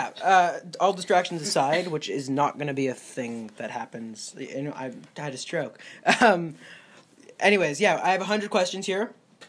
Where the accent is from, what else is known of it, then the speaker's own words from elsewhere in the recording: Montreal, Quebec, Canada; So, we're from Montreal.